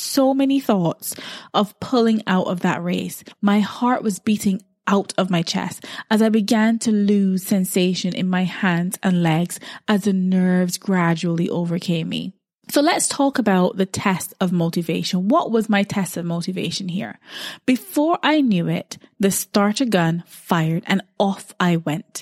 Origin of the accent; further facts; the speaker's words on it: Barbados; growing up in Barbados